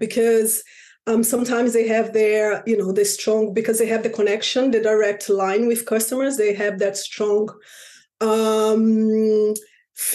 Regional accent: Rio de Janeiro, Brazil; moved away as an adult; now in London, United Kingdom; back in Brazil. I'm from Rio de Janeiro.

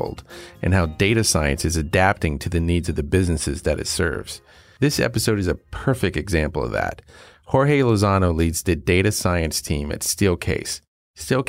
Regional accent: North Carolina, United States; I come from North Carolina

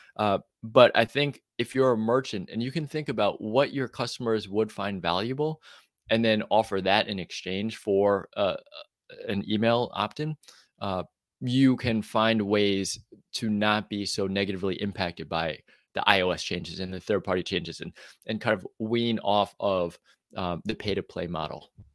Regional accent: New York, United States; moved away as an adult; now in Austin, United States; I grew up in the East Coast in New York

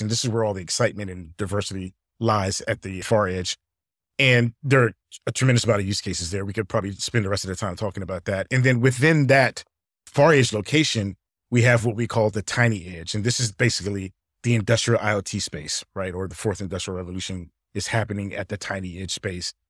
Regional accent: Alexandria, Virginia, United States; I grew up in Alexandria, Virginia

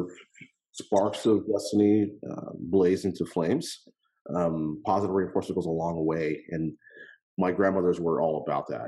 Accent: El Paso, Texas, United States; I grew up in El Paso, Texas

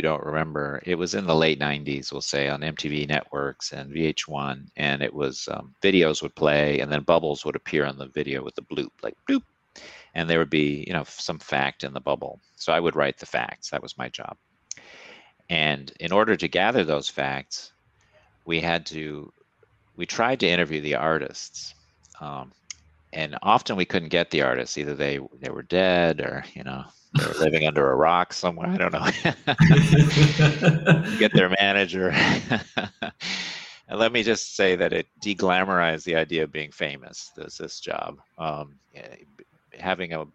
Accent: Michigan, United States; I come from Michigan

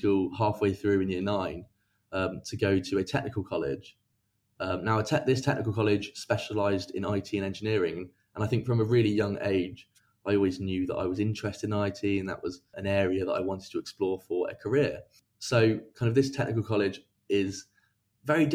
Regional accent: Reading, South East England, United Kingdom; also born or lived in Exeter; I'm from Reading originally in the UK, which is kind of near London

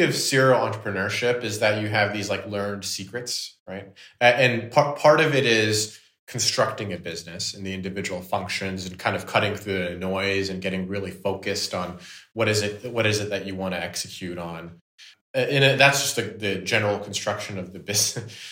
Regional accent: Canada; I'm Canadian

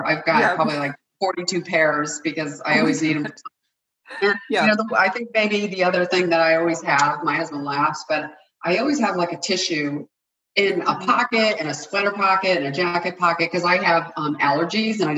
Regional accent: New England, United States; I'm born and raised in New England

